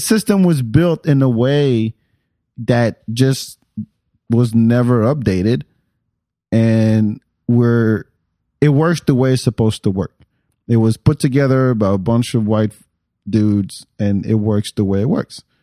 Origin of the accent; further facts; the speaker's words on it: France; also born or lived in Texas; now in Austin, United States; I grew up in France